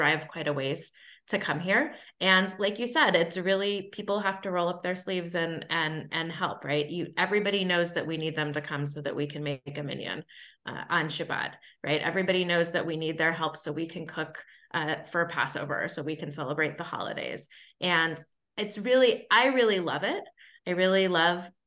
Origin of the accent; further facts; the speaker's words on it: San Diego, California, United States; also born or lived in Ohio / Mississippi / Washington, D.C.; now in Augusta, United States; I grew up in San Diego, California